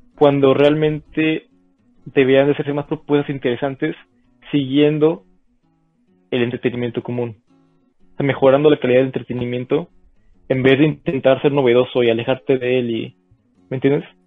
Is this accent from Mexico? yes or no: yes; Mexico; nos une como mexicanos